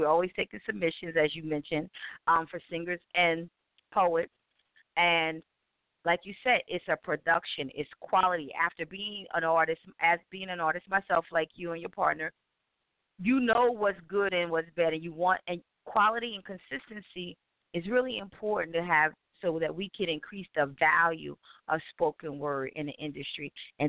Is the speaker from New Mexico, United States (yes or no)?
no; Wilmington, Delaware, United States; because it's my hometown, of course, in Wilmington, Delaware.